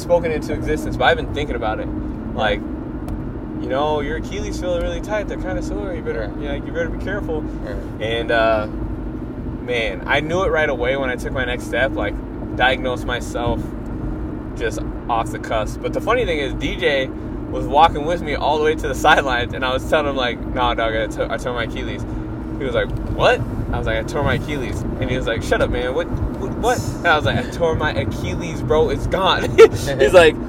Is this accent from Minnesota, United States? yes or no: yes; Minneapolis, Minnesota, United States; I'm from Minneapolis, and I'm from Minnesota, so there's a lot of lakes here